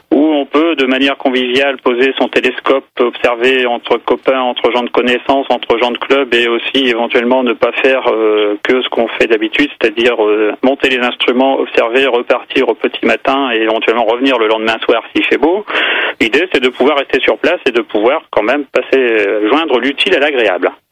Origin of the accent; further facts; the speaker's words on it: the North, Hauts-de-France, France; Chez nous, dans le Nord